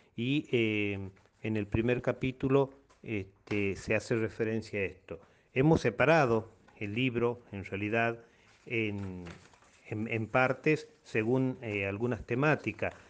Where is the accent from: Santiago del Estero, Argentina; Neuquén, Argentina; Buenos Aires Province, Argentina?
Santiago del Estero, Argentina; Colonia Dora; muchos de nosotros, de los dorenses